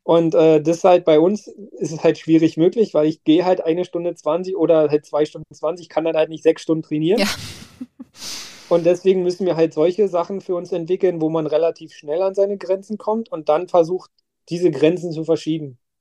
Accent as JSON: {"language": "German", "town": "Werder", "region": "Brandenburg", "country": "Germany", "tie": "born or raised there", "said": "meiner Heimatstadt Werder"}